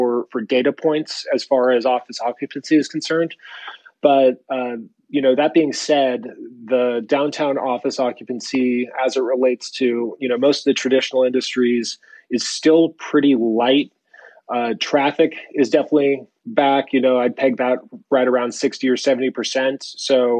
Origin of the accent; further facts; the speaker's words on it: San Jose, California, United States; also born or lived in San Francisco; now in Larkspur, United States; a native. I grew up in San Jose and went to school at Cal